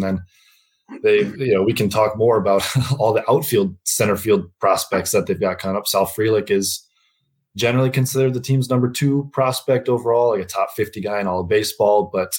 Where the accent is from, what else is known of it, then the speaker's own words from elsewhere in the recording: Milwaukee, Wisconsin, United States; also born or lived in Minnesota; So I'm from the Milwaukee area. I went to college in Wisconsin